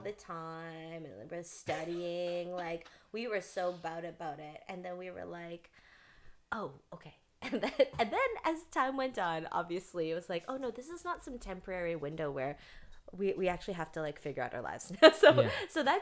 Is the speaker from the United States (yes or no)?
no; Canada; moved away; I'm from Canada.